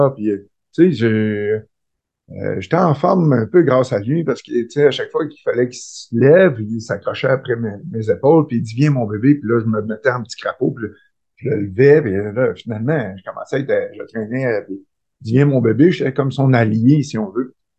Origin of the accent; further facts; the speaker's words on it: Rivière-du-Loup, Quebec, Canada; je suis un petit gars de Rivière-du-Loup, du bas du fleuve. je suis né là. J'ai fait mes études.